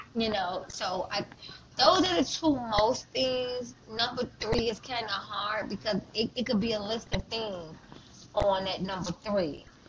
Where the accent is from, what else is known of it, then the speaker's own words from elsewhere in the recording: Chicago, Illinois, United States; Chicago, my hometown